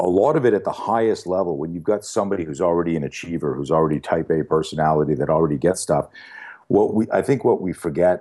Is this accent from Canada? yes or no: yes; Canada; When I grew up in Canada. And in Canada, you're either a skier or a skater, and I grew up on skis.